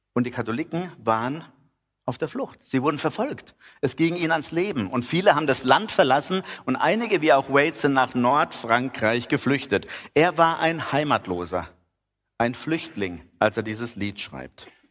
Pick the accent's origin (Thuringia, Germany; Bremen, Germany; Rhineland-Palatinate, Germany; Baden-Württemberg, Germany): Baden-Württemberg, Germany; Heidenheim an der Brenz; Man hier als Heidenheimer, wir kennen uns ja mit Nebel aus